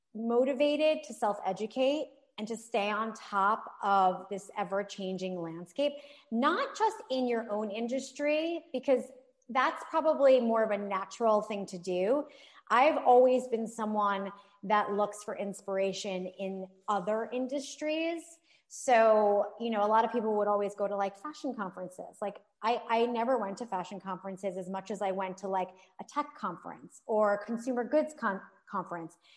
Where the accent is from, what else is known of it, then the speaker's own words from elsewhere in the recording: New York, United States; I am a New Yorker